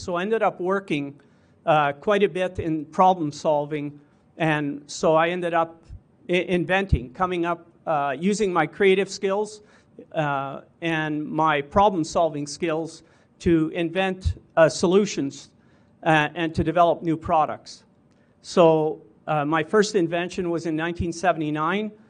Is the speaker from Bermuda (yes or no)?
no; St. Brieux, Saskatchewan, Canada; born and raised in Saint Bruce, Saskatchewan